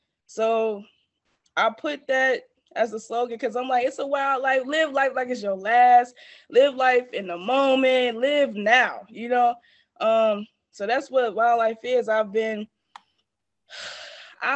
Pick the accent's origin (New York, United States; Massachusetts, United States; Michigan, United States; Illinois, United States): Illinois, United States; Markham; I am from the suburbs of Chicago. So I grew up in Markham, Illinois